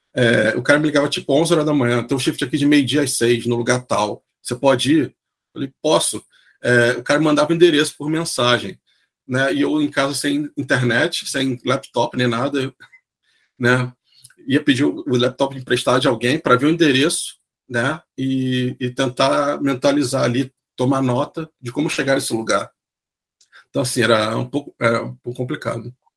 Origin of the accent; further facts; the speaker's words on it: Rio de Janeiro, Brazil; moved away as an adult; also born or lived in Santos / Sydney; now in Wollongong, Australia; eu sou do Rio